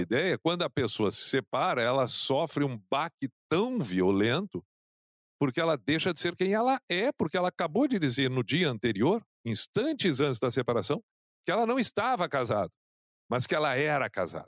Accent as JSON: {"language": "Portuguese", "town": "Canoas", "region": "Rio Grande do Sul", "country": "Brazil", "tie": "born or raised there", "said": "no bairro onde eu, onde eu cresci, em Canoas"}